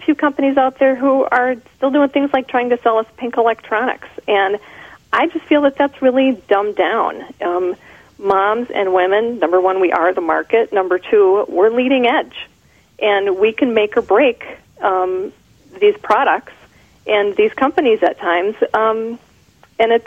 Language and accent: English; Minnesota, United States; accent: Minnesotan; being in Minnesota, growing up in Minnesota, one of the fun things that they do is make fun of our Minnesotan accents